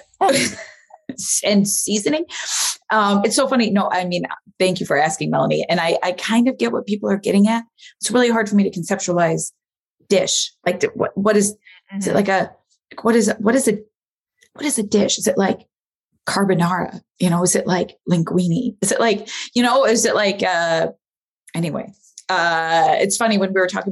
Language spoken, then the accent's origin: English; Midwest, United States; now in France; I'm from the Midwest